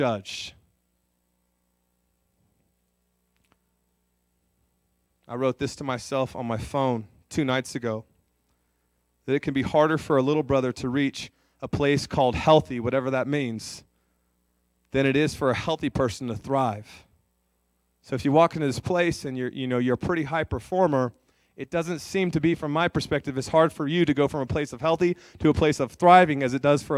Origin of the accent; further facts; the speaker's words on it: California, United States; moved away as an adult; also born or lived in North Dakota; now in Aberdeen, United States; I'm from California. I actually grew up about 4 hours from John